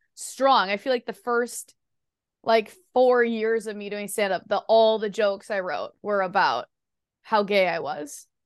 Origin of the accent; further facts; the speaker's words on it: Midwest, United States; I'm like also from the Midwest